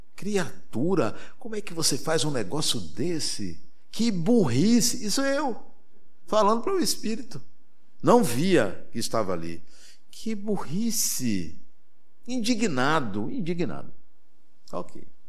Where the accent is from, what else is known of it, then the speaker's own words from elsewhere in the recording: Brazil; eu sou brasileiro